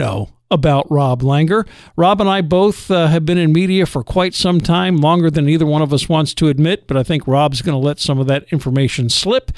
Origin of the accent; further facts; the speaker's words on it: New Jersey, United States; moved away as an adult; also born or lived in Pittsburgh, Pennsylvania / Long Island, New York; moved when I was like 3 to Jersey and spent the most part of my through high school in Jersey